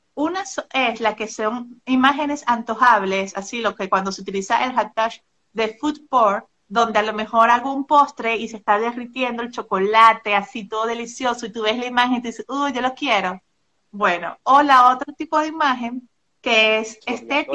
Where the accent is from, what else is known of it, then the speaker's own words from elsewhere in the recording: Maracaibo, Zulia, Venezuela; moved away as an adult; now in Monterrey, Mexico; soy venezolana, vivía en Maracaibo, frontera con Colombia.